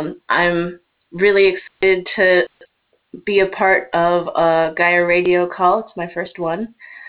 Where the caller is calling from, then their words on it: Massachusetts, United States; I'm calling from Massachusetts in the United States.